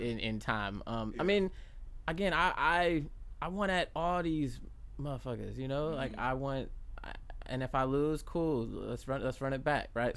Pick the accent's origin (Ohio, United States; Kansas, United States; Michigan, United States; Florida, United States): Florida, United States; Jacksonville; also born or lived in Bronx, New York; I was born in New York but I was raised here from since age five like right. so Duval is in my blood